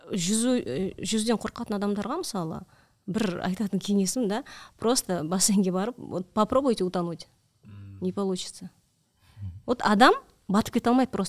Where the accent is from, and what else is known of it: Almaty, Kazakhstan